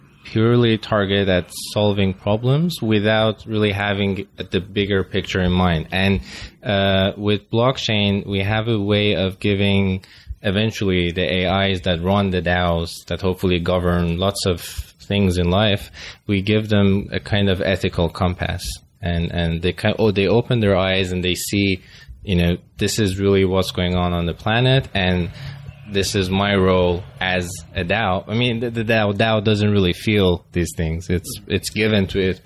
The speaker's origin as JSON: {"language": "English", "country": "Finland", "accent": "Finglish", "second_language": "English", "said": "my Finglish accent"}